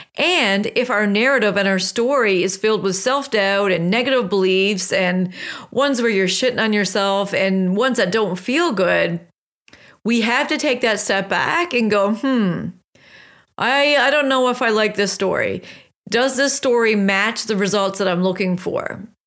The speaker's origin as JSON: {"language": "English", "area": "West Coast of Newfoundland", "region": "Newfoundland and Labrador", "country": "Canada", "tie": "born or raised there", "moved": "yes", "said": "I just returned back from a trip home, which is the West Coast of Newfoundland"}